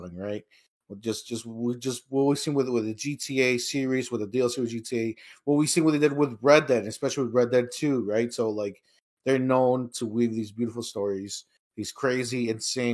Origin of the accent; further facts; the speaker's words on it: Chicago, Illinois, United States; we're from Chicago